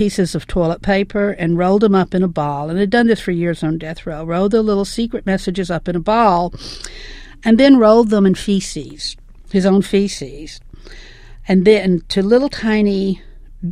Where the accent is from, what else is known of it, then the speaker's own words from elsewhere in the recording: the South, United States; I'm from the South, obviously, and growing up, we always went to the Mid-South Fair.